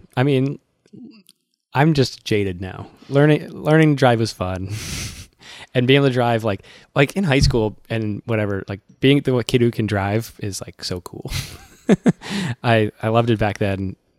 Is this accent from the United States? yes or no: yes; Massachusetts, United States; I'm from Massachusetts